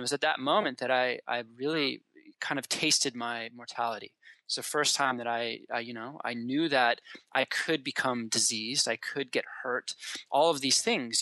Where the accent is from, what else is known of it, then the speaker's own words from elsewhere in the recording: Colorado, United States; moved away as an adult; also born or lived in Washington; I grew up in Colorado